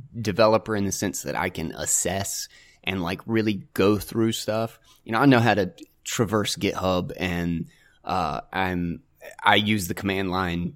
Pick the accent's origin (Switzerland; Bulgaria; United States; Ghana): United States; North Carolina; I'm from North Carolina